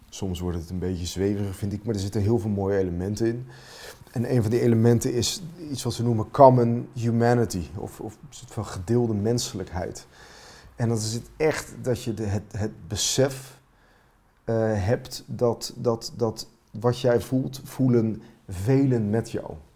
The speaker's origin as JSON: {"language": "Dutch", "country": "Finland", "moved": "yes", "lives_now": "Netherlands", "said": "Dat is mijn vaderland"}